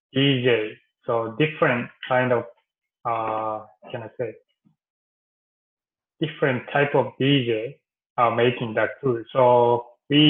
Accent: Fukui, Japan; English is a second language; moved away as an adult; also born or lived in Ishikawa, Japan / Osaka, Japan / Sydney, Australia / Germany; I'm from Fukui. And I was born in very countryside

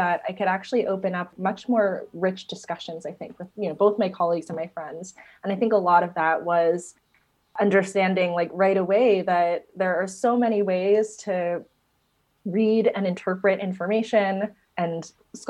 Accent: New Jersey, United States; moved away as an adult; also born or lived in Ithaca, New York / Los Angeles; I grew up in New Jersey

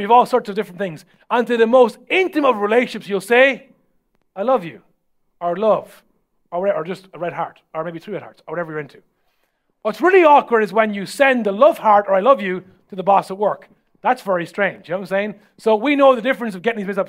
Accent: Ireland; as Irish people

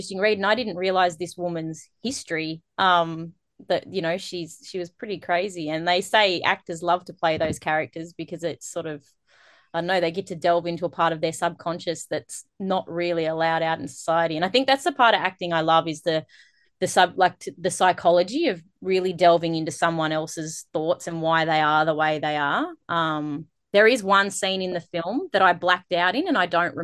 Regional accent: Australia; in my hometown, in Walker, where I grew up

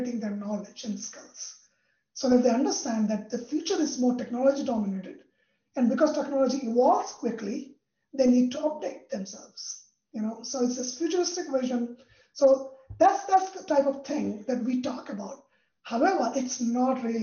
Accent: India; moved away; I'm from India

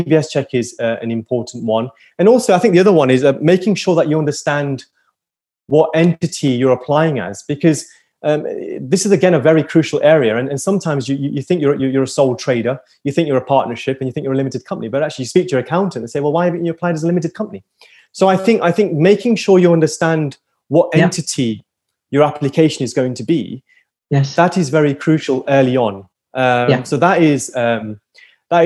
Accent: Liverpool, North West England, United Kingdom; I'm a Scouser

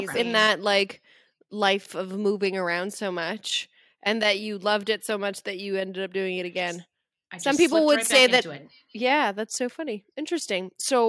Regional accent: Canada; I'm a Canadian.

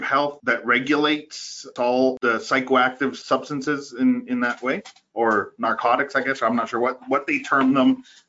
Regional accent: Costa Rica; now in Ottawa, Canada; I was born in Costa Rica

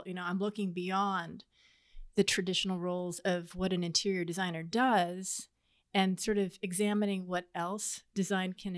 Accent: Kansas, United States; also born or lived in South Korea; I landed on these shores at the age of two and ended up in Kansas

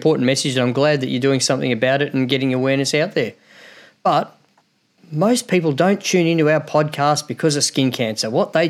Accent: Australia; accent: Australian; as an Aussie, as you can clearly tell from my accent

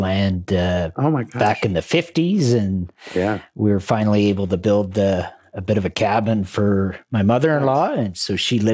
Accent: Calgary, Alberta, Canada; I was born in Calgary

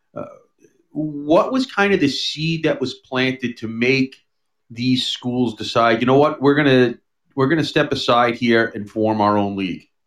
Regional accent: New York City, New York, United States; also born or lived in Long Island; I grew up here in in New York City and Long Island

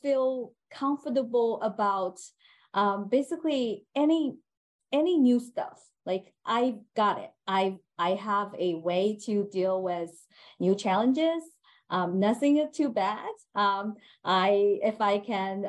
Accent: China; moved away as an adult; now in United States; So I was born in China, and I was raised there, and I finished my college in China before I came over to the United States.

